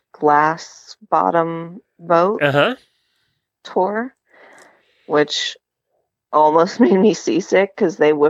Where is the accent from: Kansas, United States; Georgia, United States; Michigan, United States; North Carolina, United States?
Georgia, United States; Yeah, yeah. Okay. I live in Noonan.